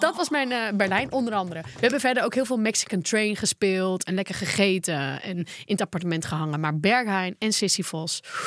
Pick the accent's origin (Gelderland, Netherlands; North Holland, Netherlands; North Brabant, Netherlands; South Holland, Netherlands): North Holland, Netherlands; Volendam; bij ons in Volendam